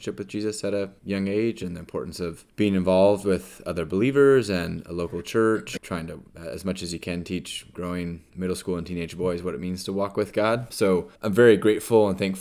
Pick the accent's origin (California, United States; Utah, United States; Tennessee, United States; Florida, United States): California, United States; Carlsbad; moved away as an adult; also born or lived in Austin, Texas; I originally am from here and grew up with Matt